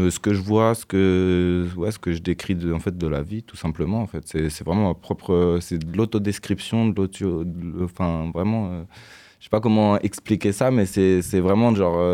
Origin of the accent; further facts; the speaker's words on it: Nantes, Pays de la Loire, France; Nantes 44.